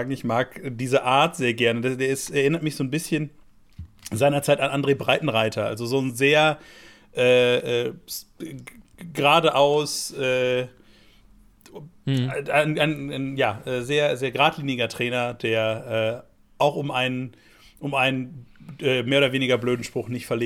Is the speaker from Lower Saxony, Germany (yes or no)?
no; North Rhine-Westphalia, Germany; Der Rheinländer, also das sage ich jetzt als Westfale, das ist ja so ein bisschen wie Baden gegen Schwaben